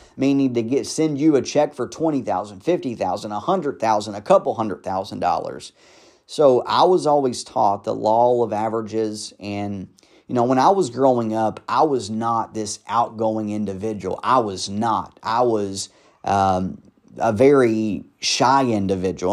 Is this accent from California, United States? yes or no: no; Louisville, Kentucky, United States; I grew up in the South Side of Louisville, which is not the best of sides of Louisville to, you know, grow up in or a good part of town.